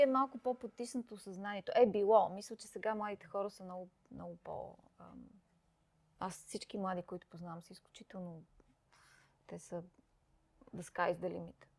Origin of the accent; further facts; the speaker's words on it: Sofia, Sofia City, Bulgaria; moved away as an adult; also born or lived in Peshtera, Bulgaria / London, United Kingdom / Singapore / Hong Kong; Аз макар, че не съм родена в София, аз съм родена в Пещера, но на 7 години съм дошла тук в София